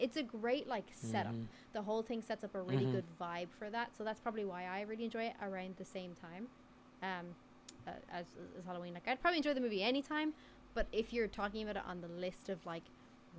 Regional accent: South Africa; now in Ireland; growing up in South Africa

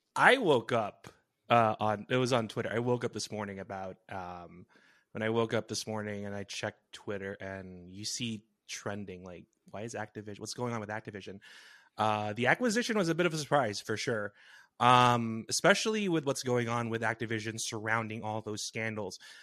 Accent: New Jersey, United States; from my hometown back in Jersey

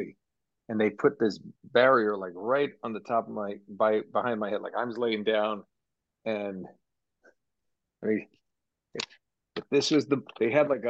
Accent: near Boston, Massachusetts, United States; I grew up near Boston

